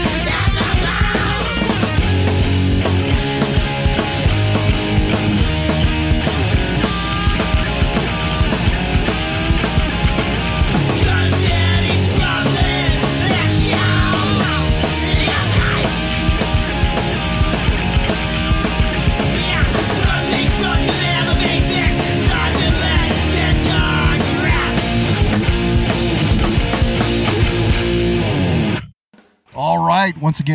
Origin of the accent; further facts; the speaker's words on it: Yreka, California, United States; we grew up in Yreka, California